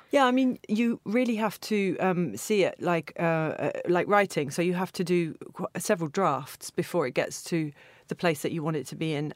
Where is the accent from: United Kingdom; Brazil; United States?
United Kingdom; Stevenage, East of England; now in Berlin, Germany; I grew up in Stevenage, which is a new town